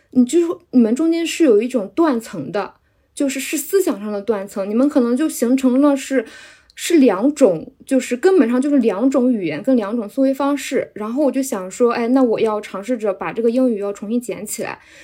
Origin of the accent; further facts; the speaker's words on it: a small county town in central China, China; now in Shanghai, China; 我是来自，呃，中部地区的十八线小县城的，然后我现在定居在上海